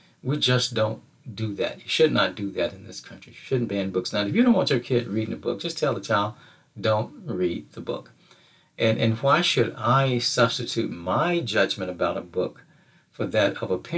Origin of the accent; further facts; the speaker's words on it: Mississippi, United States; my home state of Mississippi